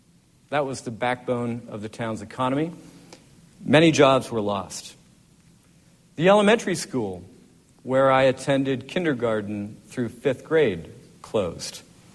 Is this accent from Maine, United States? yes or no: yes; Monson, Maine, United States; moved away as an adult; now in Virginia, United States; there's a lot that's special about Monson from a personal point of view, because this is the place where I spent the first 18 years of my life. This is my hometown.